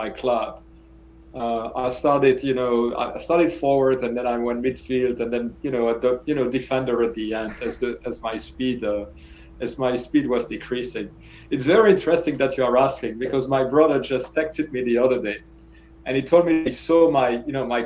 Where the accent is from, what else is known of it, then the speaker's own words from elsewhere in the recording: Namur, Wallonia, Belgium; moved away; also born or lived in Brussels, Belgium / Georgia, United States; So I was born in Brussels. And then, you know, my family moved to the south of the country, Namur.